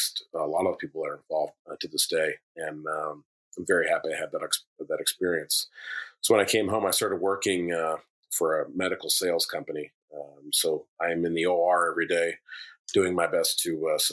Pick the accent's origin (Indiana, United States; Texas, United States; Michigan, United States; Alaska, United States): Alaska, United States; Anchorage; Growing up in East Anchorage